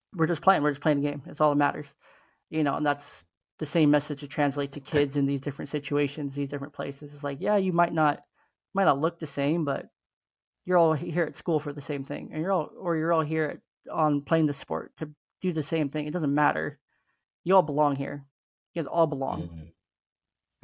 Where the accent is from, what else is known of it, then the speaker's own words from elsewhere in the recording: Oakland, California, United States; I was a teenager growing up in East Oakland in the hood